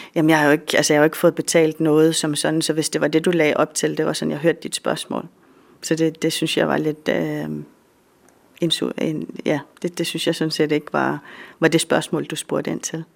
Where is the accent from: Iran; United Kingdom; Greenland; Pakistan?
Greenland; Jeg er den første fra Grønland og fra Danmark